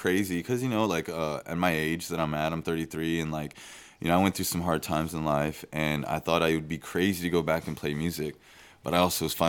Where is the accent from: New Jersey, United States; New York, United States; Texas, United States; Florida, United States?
Texas, United States; Austin; moved away as an adult; now in San Marcos, United States; I moved to San Marcos from Austin, originally born and raised there.